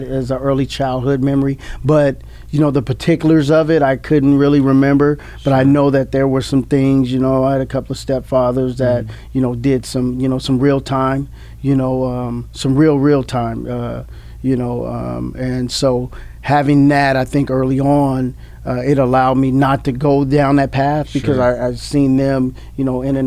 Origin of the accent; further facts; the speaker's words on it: Bakersfield, California, United States; moved away as an adult; also born or lived in Kansas / Utah / Salt Lake City, Utah; now in Fresno, United States; I grew up in Bakersfield, California